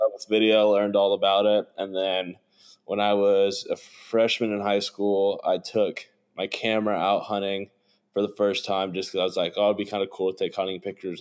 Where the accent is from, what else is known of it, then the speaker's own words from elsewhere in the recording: Evansville, Indiana, United States; I grew up in Evansville, Indiana